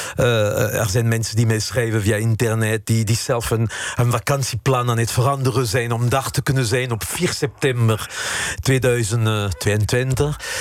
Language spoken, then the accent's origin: Dutch; France; Dutch is a second language; moved away as an adult; now in Netherlands; de mensen in mijn, in mijn geboortestad